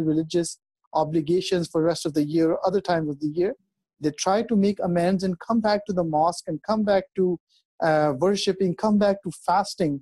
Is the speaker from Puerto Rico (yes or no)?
no; Canada; moved away; I grew up in Canada